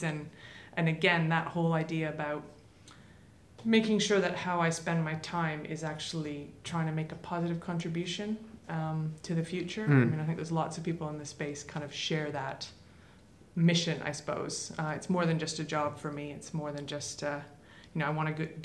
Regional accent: Toronto, Ontario, Canada; moved away; my childhood growing up in Toronto in Canada.

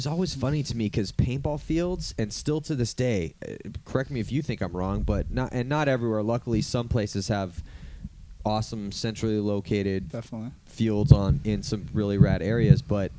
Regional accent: California, United States; And then growing up in California, I mean, you lucky assholes over there on the East Coast got the nice grass and it rains all the time, so it's all green. It's like we live in the desert out here.

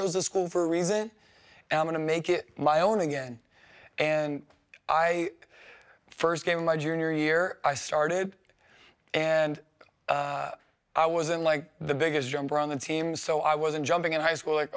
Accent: New Orleans, Louisiana, United States; I went to LSU and I'm from New Orleans

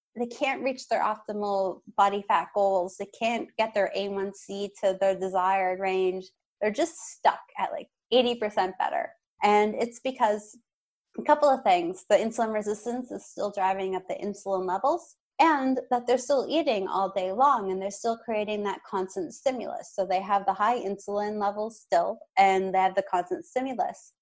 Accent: Canada; As a Canadian

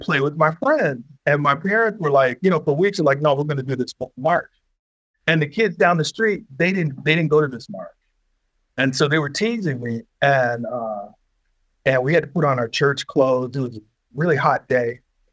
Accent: Detroit, Michigan, United States; I'm from Detroit, born and raised

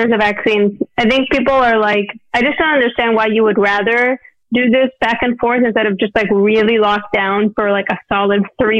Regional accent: Scottsdale, Arizona, United States; I grew up in Scottsdale.

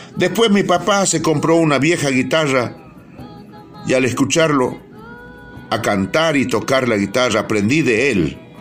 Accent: Purmamarca, Jujuy, Argentina; nací hace 75 años en Chalala, localidad de Purmamarca, provincia de Jujuy

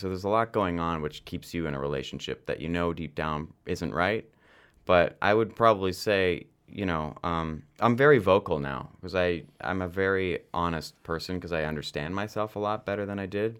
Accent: London, Ontario, Canada; I was born in London, Ontario

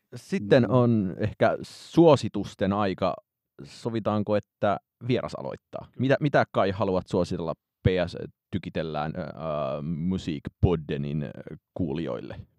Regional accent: Heinola, Päijät-Häme, Finland; olen Heinolasta kotoisin

